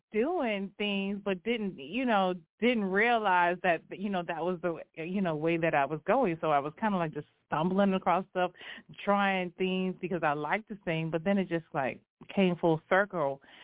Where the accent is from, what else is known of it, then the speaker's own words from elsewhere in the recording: Virginia, United States; now in California, United States; I grew up in Virginia